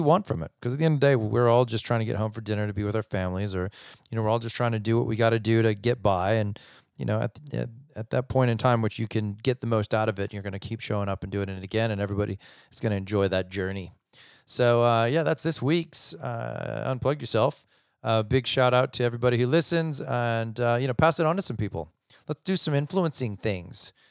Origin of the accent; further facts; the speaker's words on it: United States; being an American, uh, in growing up in the States